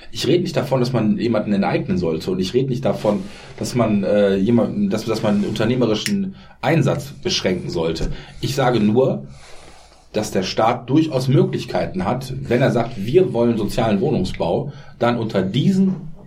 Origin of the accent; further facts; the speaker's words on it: North Rhine-Westphalia, Germany; Das ist wie die Häuser, wo ich herkomme, am Niederrhein